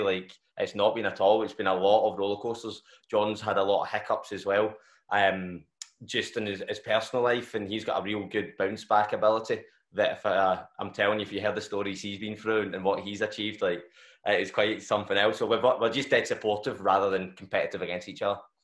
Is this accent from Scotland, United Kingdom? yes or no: yes; Glasgow, Scotland, United Kingdom; I, I haven't ventured far still the south side